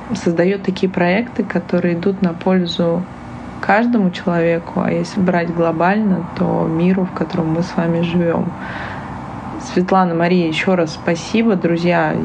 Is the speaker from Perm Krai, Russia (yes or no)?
no; Saint Petersburg, Russia; moved away; я из Петербурга, я очень часто езжу домой